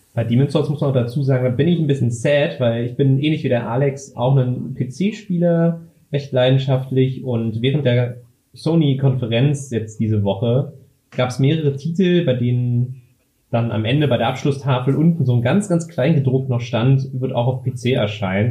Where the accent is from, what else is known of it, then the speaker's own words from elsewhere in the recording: Berlin, Germany; ich komme aus Berlin, bin 25 Jahre alt